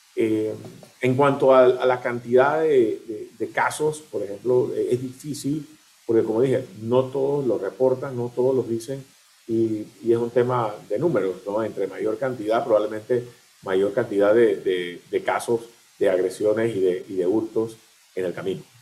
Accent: Panama; nosotros como panameños

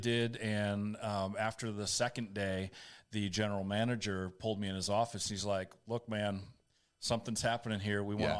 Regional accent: Boston, Massachusetts, United States; I grew up, I was born in 1970 in Boston, Massachusetts.

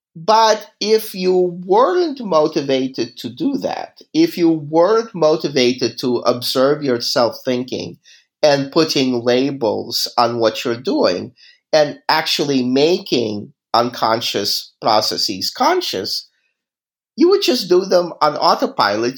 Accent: Kyiv, Ukraine; moved away; I grew up in Kiev.

